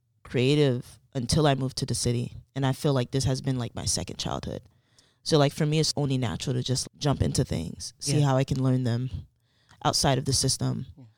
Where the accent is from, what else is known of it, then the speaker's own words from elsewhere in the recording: Elizabeth, New Jersey, United States; I grew up in Elizabeth, New Jersey. Both of my parents are Haitian immigrants.